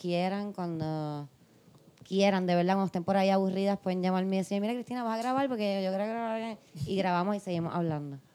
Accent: Puerto Rico; nosotras somos puertorriqueñas

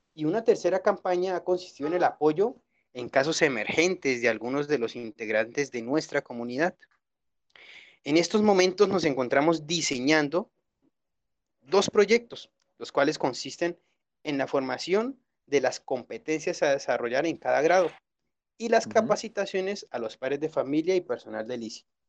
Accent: Colombia; now in Guadalajara, Mexico; yo nací en Colombia

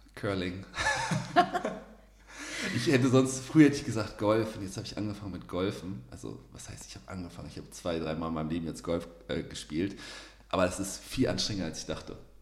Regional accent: Osnabrück, Lower Saxony, Germany; also born or lived in Kiel / Munich; now in Cologne, Germany; Also ich bin nicht in Osnabrück geboren, aber meine Familie wohnt ja auch noch da und das würde ich Osnabrück würde ich jetzt so als Heimat bezeichnen.

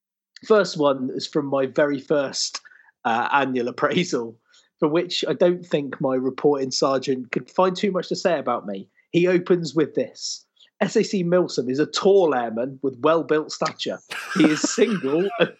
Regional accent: Bolton, North West England, United Kingdom; But I'm from Bolton.

